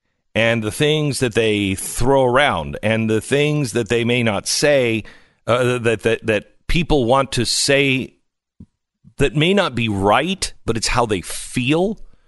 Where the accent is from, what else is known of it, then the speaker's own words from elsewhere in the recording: Pacific Northwest, United States; I grew up in the Pacific Northwest. It gets weird.